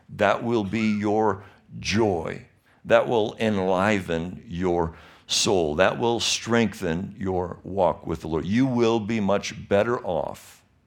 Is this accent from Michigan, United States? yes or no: yes; Michigan, United States; now in California, United States; I was born and raised in Michigan.